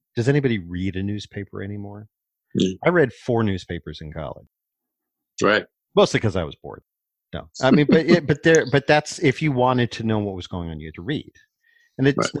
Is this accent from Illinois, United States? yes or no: no; Cleveland, Ohio, United States; I grew up in Cleveland